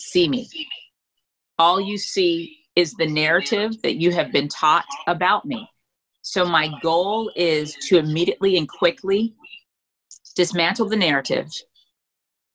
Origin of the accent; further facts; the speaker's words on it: Freeport, Grand Bahama, Bahamas; moved away; also born or lived in United States / Europe; growing up in the Bahamas, I did not know I was Black.